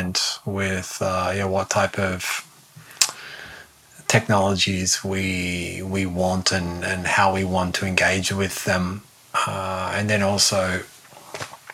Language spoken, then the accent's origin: English; Australia; I'm Australian